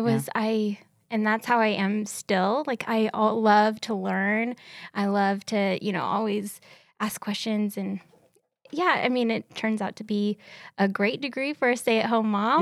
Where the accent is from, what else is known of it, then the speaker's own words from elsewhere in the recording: Seattle, Washington, United States; moved away as an adult; also born or lived in Ellensburg; now in Kennewick, United States; I grew up in Seattle